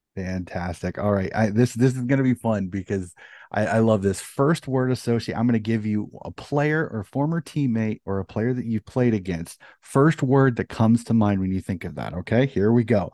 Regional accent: United States; as an American

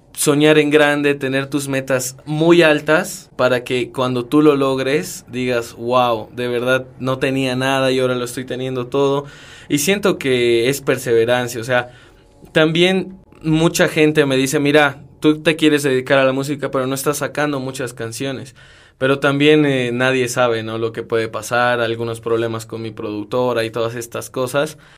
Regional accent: Cochabamba, Bolivia; also born or lived in Bogotá, Colombia

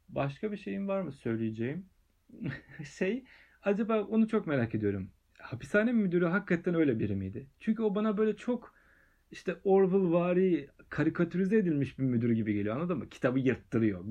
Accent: Aydınpınar, Turkey; benim köyümde Aydınpınar'da

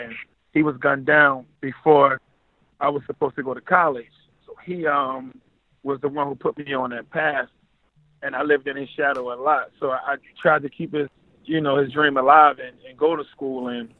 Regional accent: Baltimore, Maryland, United States; I'm from East Baltimore. It came up kind of rough, but, you know, I've had a beautiful family, still have a beautiful family. It was the 90s, so it was the crack era.

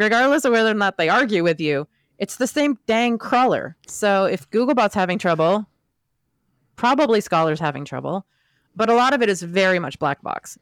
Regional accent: Camden, Maine, United States; now in Washington, D.C., United States; my hometown in Maine

